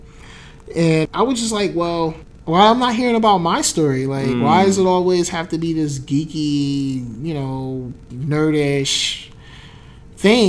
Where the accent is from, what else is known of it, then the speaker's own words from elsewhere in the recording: New Jersey, United States; I was from Jersey